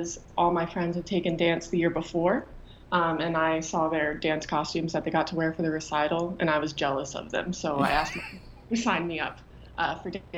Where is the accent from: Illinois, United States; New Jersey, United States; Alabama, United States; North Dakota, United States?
Alabama, United States; moved away as an adult; also born or lived in Pennsylvania; growing up in Alabama